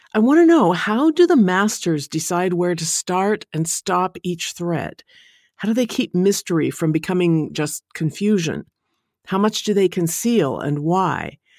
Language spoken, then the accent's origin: English; Portland, Oregon, United States; my hometown of Portland, Oregon